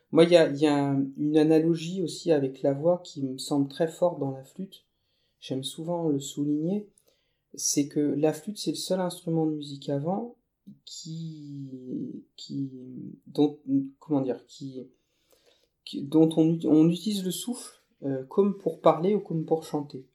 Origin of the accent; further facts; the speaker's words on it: Thiérache, Hauts-de-France, France; je suis originaire euh, de la Tirache. donc c'est euh, une, région euh, herbagère